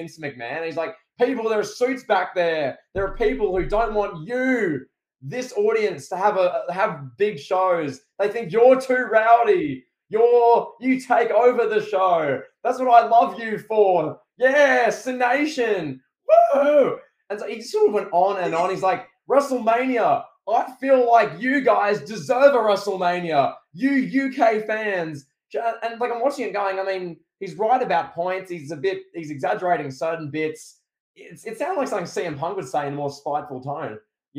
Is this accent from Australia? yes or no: yes; Australia